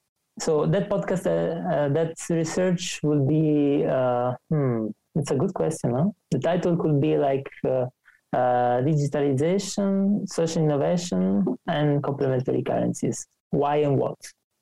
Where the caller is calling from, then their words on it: Bucharest, Romania; I'm calling from Bucharest